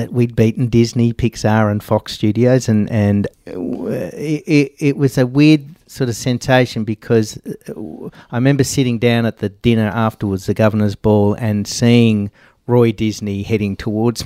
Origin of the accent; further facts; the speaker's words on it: Australia; I was from Australia